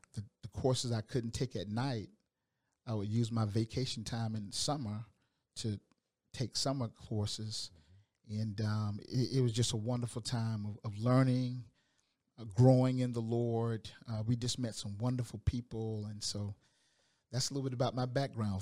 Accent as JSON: {"language": "English", "town": "Augusta", "region": "Georgia", "country": "United States", "moved": "yes", "said": "I'm from Augusta, Georgia"}